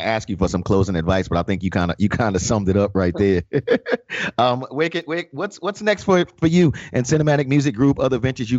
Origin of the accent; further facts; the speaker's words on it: New York, United States; even though I'm a native New Yorker.